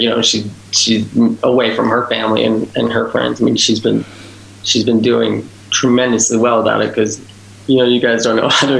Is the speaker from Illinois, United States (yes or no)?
yes; Chicago, Illinois, United States; Chicago, which is, you know, our home, you know, it's where I grew up, spend most of my life.